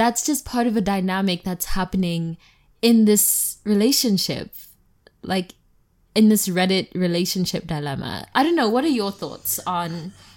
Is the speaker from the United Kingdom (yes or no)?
no; South Africa; now in United States; I am South African. And, like, I've also just grown up always having, like, a gardener or, like, help in the house